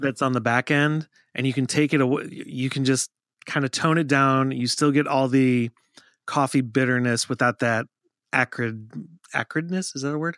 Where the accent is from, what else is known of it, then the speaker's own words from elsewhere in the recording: Minnesota, United States; moved away; I grew up in Minnesota